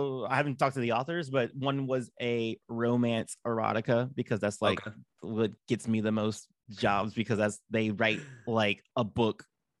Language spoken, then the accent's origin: English; Los Angeles, California, United States; Los Angeles, California, born and raised